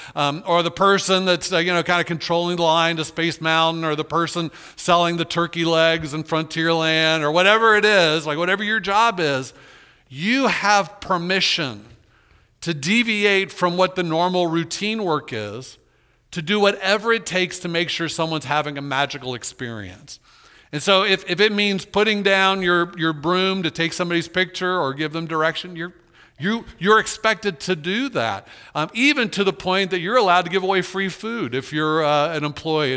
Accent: Orlando, Florida, United States; I was born in Orlando

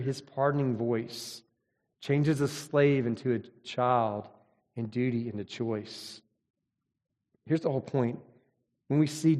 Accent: Mississippi, United States; I grew up in Mississippi.

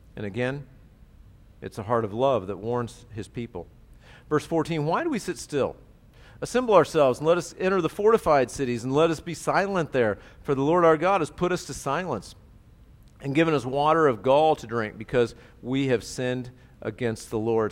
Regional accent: United States; I'm an American

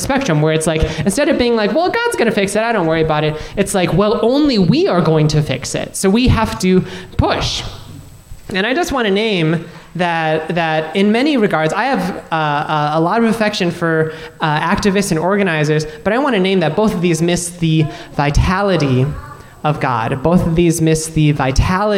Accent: Minnesota, United States; I was born here in Minnesota, raised here in Minnesota

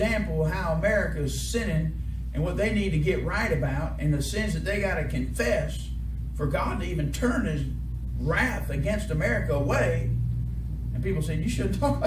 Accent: United States; I'm an American too

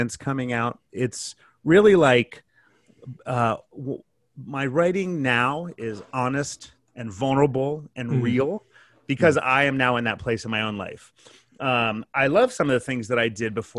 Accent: California, United States; also born or lived in San Diego; I am born and raised Californian

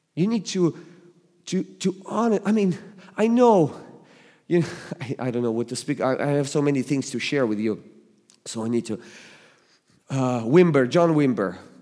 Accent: Russia; English is a second language; moved away as an adult; now in United States; I was born and raised in the Soviet Union

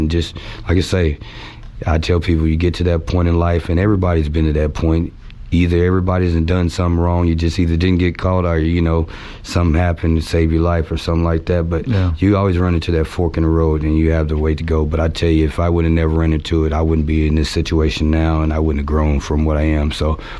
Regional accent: Richardson, Texas, United States; I grew up in Texas, Richardson.

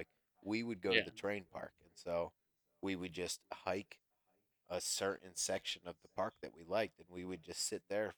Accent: Pennsylvania, United States; moved away as an adult; I moved from Pennsylvania when I was 18

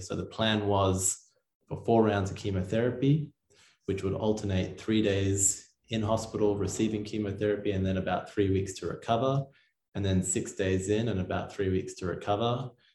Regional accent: Sydney, New South Wales, Australia; I grew up in Sydney, Australia

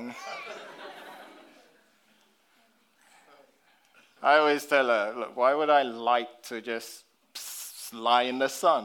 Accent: London, United Kingdom; as a black British man, growing up in London

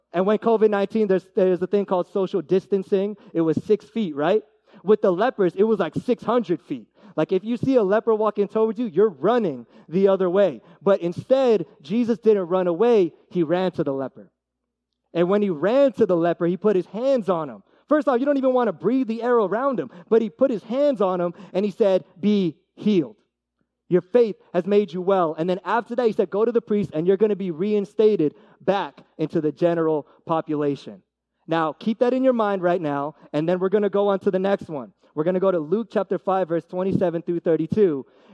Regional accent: Philippines; And I mean, for me, I'm Filipino, and my brother always says this, Filipino pride, dude.

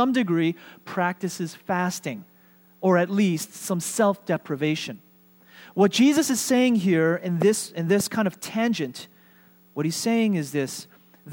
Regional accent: New York, United States; moved away as an adult; The church, the Korean ethnic church that I grew up in New York was a place that shaped me

